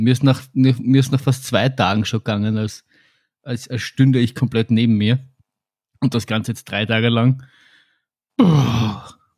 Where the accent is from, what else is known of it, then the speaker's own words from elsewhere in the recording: Austria; wir kommen aus Österreich